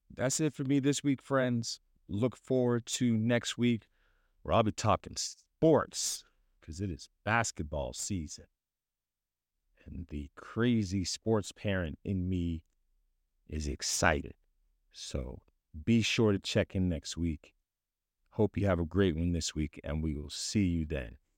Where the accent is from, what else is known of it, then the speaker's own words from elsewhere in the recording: Philadelphia, Pennsylvania, United States; moved away; my hometown, Philadelphia